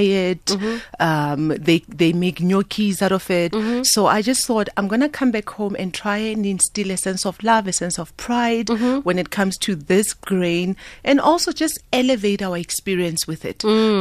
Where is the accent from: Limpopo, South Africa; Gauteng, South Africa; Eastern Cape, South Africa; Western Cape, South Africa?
Gauteng, South Africa; Soweto; also born or lived in Italy; I'm proudly South African. I'm born Gosoweto, born and raised.